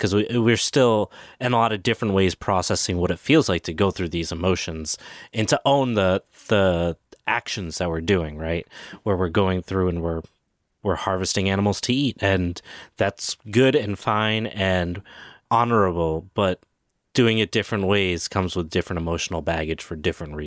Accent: Providence, Rhode Island, United States; I grew up around Providence

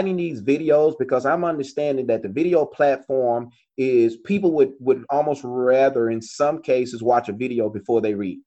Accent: Longview, Texas, United States; now in Dallas, United States; my hometown of Longview

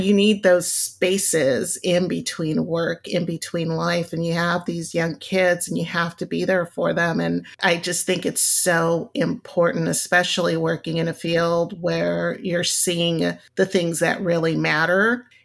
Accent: Lomita, California, United States; We finally settled down fairly early on when my parents moved to Lomita, and I consider that my hometown

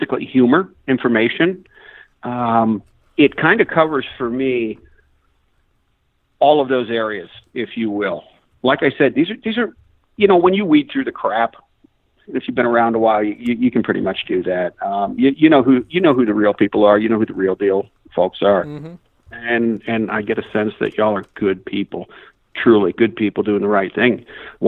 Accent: Long Island, New York, United States; I was born in Long Island, grew up in Long Island, New York

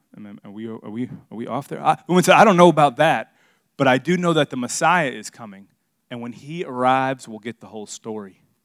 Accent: Miami, Florida, United States; now in South Carolina, United States; I grew up in Miami

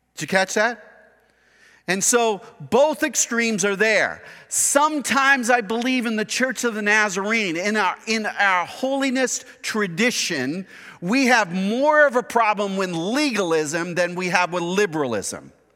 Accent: Kern County, California, United States; we are American, individualistic, Kern County conservative people, who wanna do our own thing, our own way

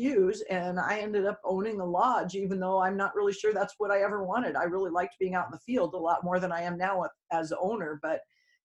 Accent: Odessa, Washington, United States; moved away as an adult; also born or lived in Anchorage, Alaska / Homer, Alaska / Bristol Bay, Alaska; now in Alaska, United States; I was from Eastern Washington, a very small community called Odessa

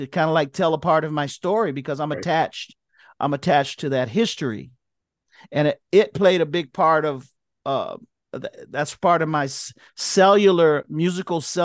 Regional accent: Miami, Florida, United States; I'm from Miami

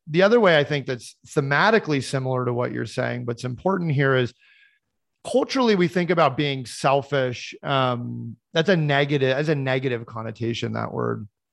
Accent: Boulder, Colorado, United States; I grew up in Boulder, Colorado

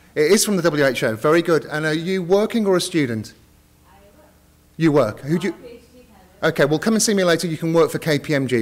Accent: United Kingdom; I am uh, British

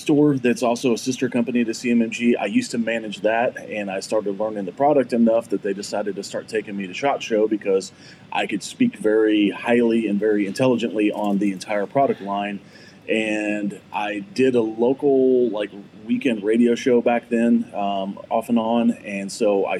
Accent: Fayette, Missouri, United States; I lived in Fayette, Missouri

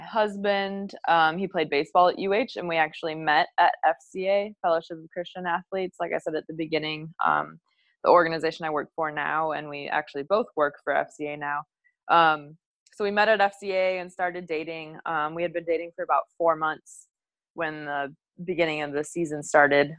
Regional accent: Munster, Indiana, United States; moved away as an adult; also born or lived in Bowling Green, Kentucky / Hawaii; now in Hermosa Beach, United States; we grew up together in Munster, Indiana. Um, so that's where I'm from, right outside of Chicago.

